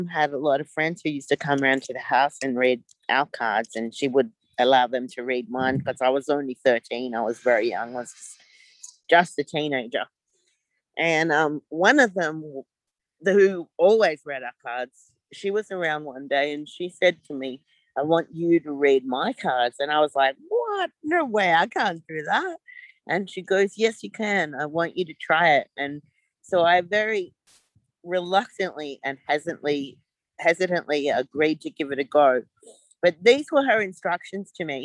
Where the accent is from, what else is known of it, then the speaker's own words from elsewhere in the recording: Gold Coast, Queensland, Australia; now in Melbourne, Australia; I'm currently living in Melbourne, Australia, but I grew up on the Gold Coast.